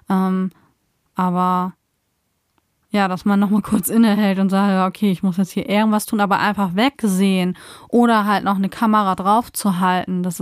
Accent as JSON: {"language": "German", "country": "Germany", "said": "so sind wir als Deutsche eher Platzwart zu spielen."}